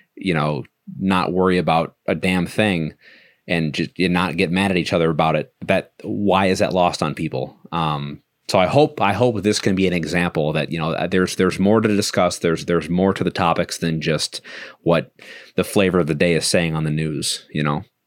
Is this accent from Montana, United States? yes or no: no; Milwaukee, Wisconsin, United States; moved away as an adult; now in Virginia, United States; I was born and raised in Milwaukee